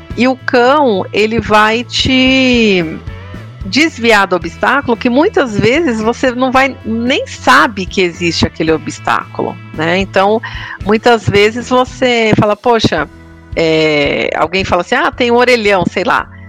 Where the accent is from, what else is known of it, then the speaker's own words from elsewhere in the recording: interior of Bahia, Brazil; Eu com esse sotaque, oxente